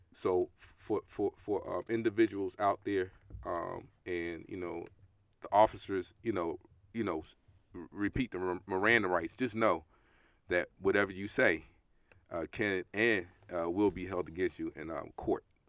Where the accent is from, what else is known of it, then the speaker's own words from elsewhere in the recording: New York City, New York, United States; growing up in Brooklyn, New York